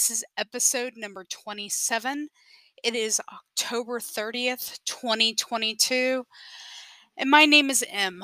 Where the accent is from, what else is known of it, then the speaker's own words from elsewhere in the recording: San Antonio, Texas, United States; I'm from San Antonio, Texas